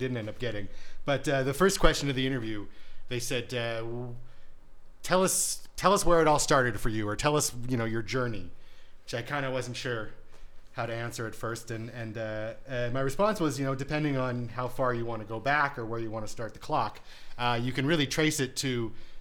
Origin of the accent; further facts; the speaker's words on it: Waterloo, Ontario, Canada; I grew up in the suburbs of Waterloo